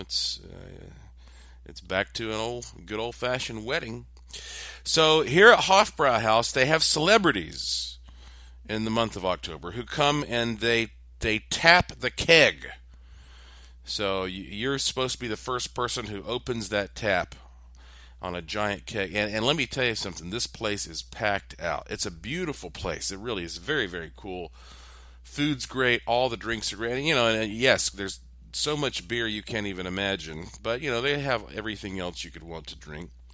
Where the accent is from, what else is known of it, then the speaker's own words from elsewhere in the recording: western North Carolina, United States; now in Las Vegas, United States; growing up in the mountains of western North Carolina